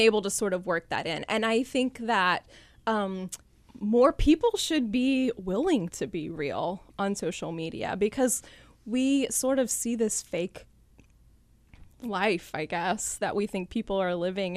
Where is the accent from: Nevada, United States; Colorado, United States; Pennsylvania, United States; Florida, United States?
Florida, United States; Callahan; I grew up here in North Florida in Callahan